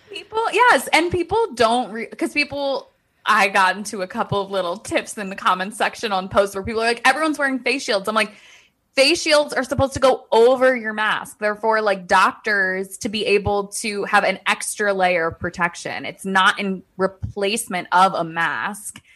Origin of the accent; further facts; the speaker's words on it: D.C., Maryland, United States; accent: Maryland, D C; we probably just have that Maryland, D C accent